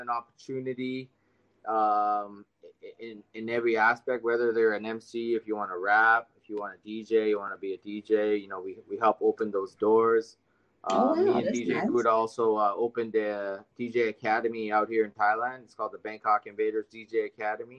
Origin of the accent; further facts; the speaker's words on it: Vancouver, British Columbia, Canada; I was born and raised in Vancouver, Canada